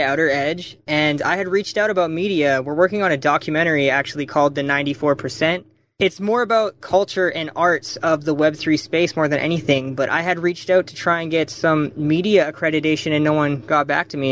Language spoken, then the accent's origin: English; Vancouver, British Columbia, Canada; we are from Vancouver, just currently got over the border.